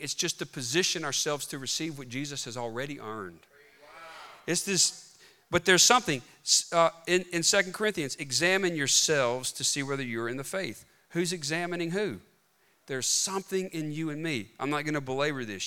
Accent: Bogue Chitto, Mississippi, United States; I'm from Bogachuda, Mississippi

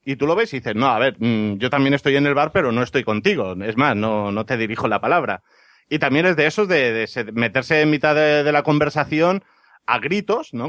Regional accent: Ibiza, Balearic Islands, Spain; un bar de mi tierra, en Ibiza

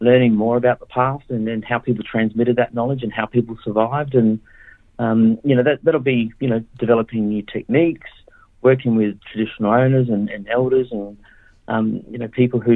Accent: Adelaide, South Australia, Australia; I grew up in Adelaide and, you know, that's where my mob's from

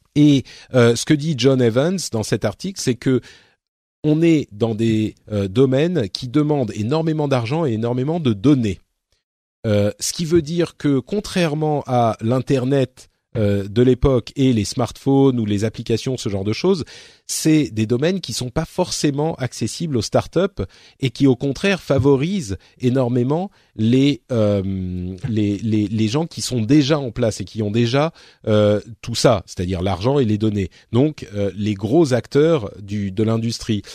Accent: Paris, Île-de-France, France; je suis parisien

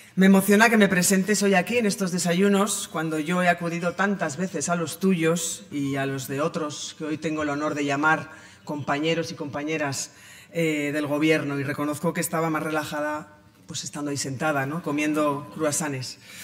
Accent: Pamplona, Navarre, Spain; Yo nací en Pamplona en 1975 y allí he desarrollado mi carrera personal y eh, profesional

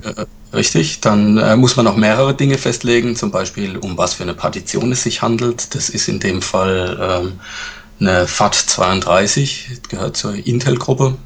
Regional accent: Sinsheim, Baden-Württemberg, Germany; ich komme aus Sinsheim. Das liegt im Badischen

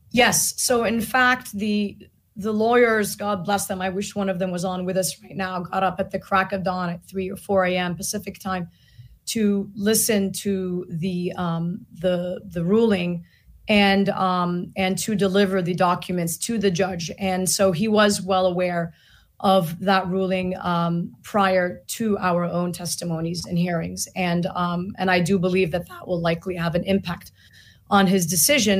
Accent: Gaza Strip, Palestine; now in United States; as an American taxpayer, as a Palestinian from Gaza

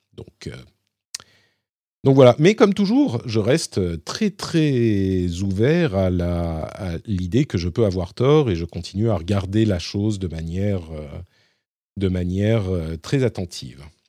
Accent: Paris, Île-de-France, France; je suis parisien

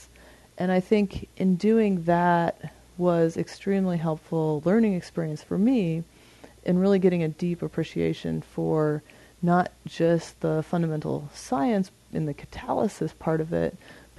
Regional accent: Montana, United States; I grew up in Montana and in a family that was really into being outside

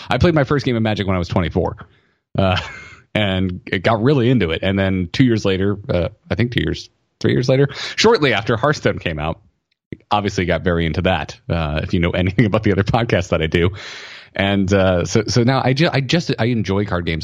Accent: the South, United States; I grew up in the South

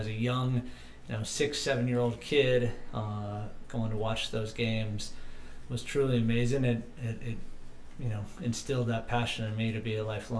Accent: Dunedin, Florida, United States; moved away; also born or lived in Philadelphia; I was born and raised in Dunedin, Florida. which is just west of Tampa

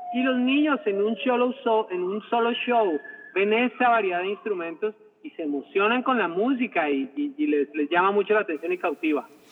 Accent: Colombia; moved away; yo nací en Colombia, donde obviamente se habla español, pero mi padre empezó a enseñarme el idioma inglés

